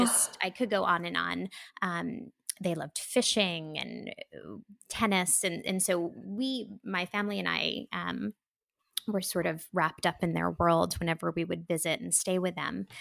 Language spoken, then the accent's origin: English; New York, United States; I am a New Yorker. I'm from New York originally